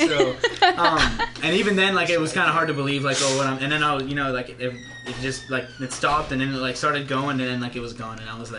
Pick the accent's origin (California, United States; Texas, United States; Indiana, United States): California, United States; Livermore; Livermore, California.